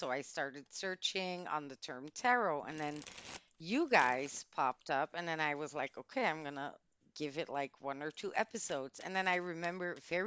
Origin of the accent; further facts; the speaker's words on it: Antwerp, Flanders, Belgium; English is a second language; I was born in the City of Diamonds